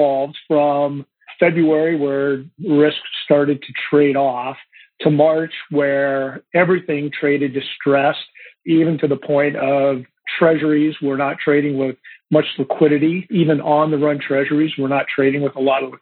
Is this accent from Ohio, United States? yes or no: yes; Ohio, United States; I grew up in Ohio